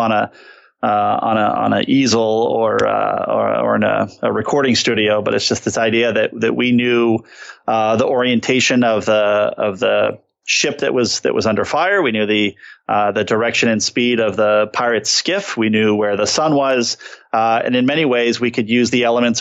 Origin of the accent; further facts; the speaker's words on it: San Diego, California, United States; I grew up in San Diego